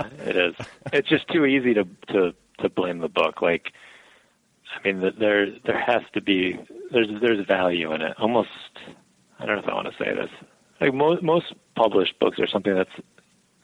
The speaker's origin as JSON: {"language": "English", "town": "Albany", "region": "New York", "country": "United States", "tie": "born or raised there", "also_born_or_lived": "Buffalo, New York", "said": "I'm from the upstate area. I mean, I've lived pretty much my whole life in Albany or around Albany and been 5 years out in Buffalo."}